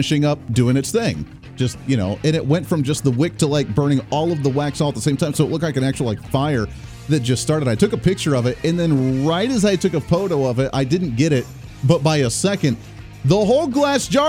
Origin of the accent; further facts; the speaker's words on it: Colorado, United States; now in Wichita, United States; I grew up in Colorado